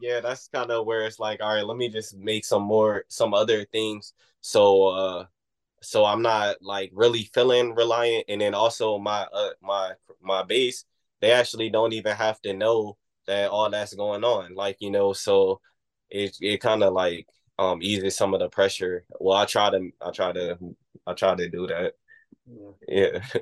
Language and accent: English; Oxon Hill, Maryland, United States; moved away; also born or lived in Washington, District of Columbia, United States / New Orleans / Oakland; I, am from Oxon Hill